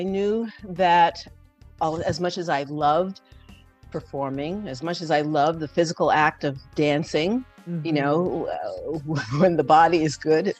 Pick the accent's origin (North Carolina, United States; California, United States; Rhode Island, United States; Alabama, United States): Rhode Island, United States; also born or lived in Saratoga Springs, New York; now in New York City, United States; But I grew up in Rhode Island, the beautiful ocean state.